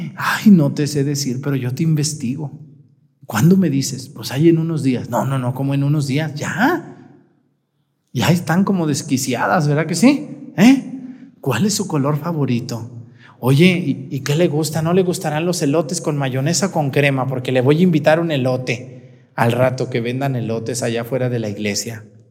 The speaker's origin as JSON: {"language": "Spanish", "region": "Michoacán", "country": "Mexico", "tie": "born or raised there", "moved": "yes", "lives_now": "Guerrero, Mexico", "said": "En mi tierra, allá en Mestigacán, se usa el pozole rojo"}